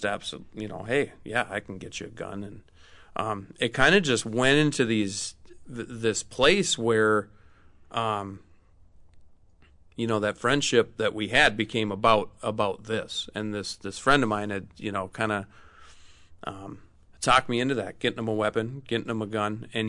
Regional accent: Minnesota, United States; So I'm from Minnesota, born and raised, grew up in central Minnesota.

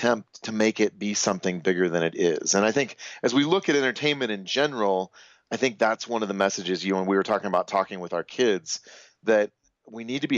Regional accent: United States; I'm American

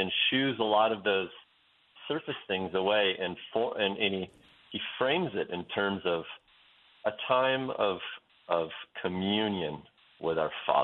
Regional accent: Western Oregon, United States; moved away as an adult; also born or lived in Wyoming; I grew up in Western Oregon in a town that's known as the Amsterdam of America

